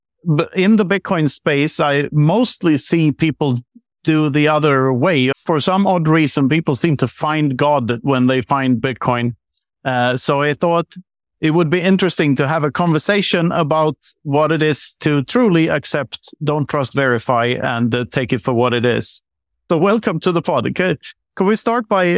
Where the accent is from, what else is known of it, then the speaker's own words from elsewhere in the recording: Sweden; I grew up on the Swedish countryside